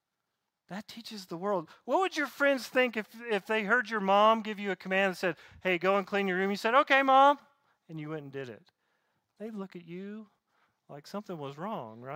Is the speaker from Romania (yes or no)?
no; Southeast, United States; Growing up in the Southeast